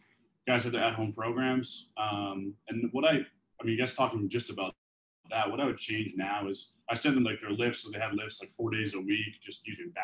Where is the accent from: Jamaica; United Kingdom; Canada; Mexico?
Canada; moved away as an adult; now in United States; being a Canadian, not having a work visa